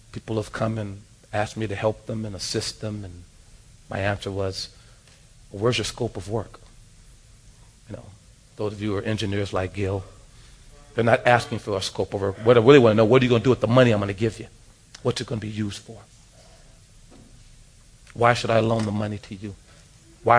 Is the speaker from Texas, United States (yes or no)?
no; Los Angeles, California, United States; Growing up in South Central Los Angeles